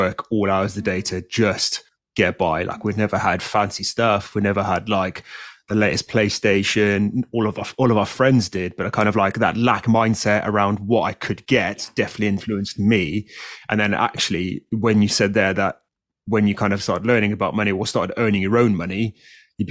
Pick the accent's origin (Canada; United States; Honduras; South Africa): South Africa; now in United Kingdom; I grew up in South Africa, so I had a slightly different view of society.